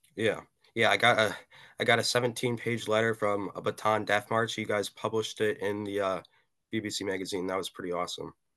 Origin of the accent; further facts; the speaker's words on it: Madison, Wisconsin, United States; I'm a teenager from Madison, Wisconsin